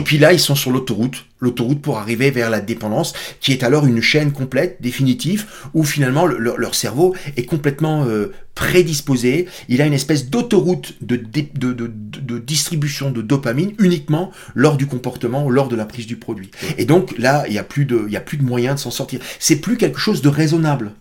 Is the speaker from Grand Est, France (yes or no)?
yes; Alsace, Grand Est, France; je suis Alsacien